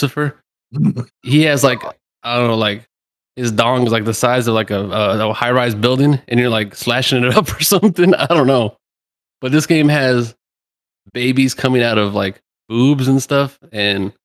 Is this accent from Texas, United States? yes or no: yes; South Texas, United States; accent: South Texas; it's a regional dialect. It's from, you know, South Texas, how we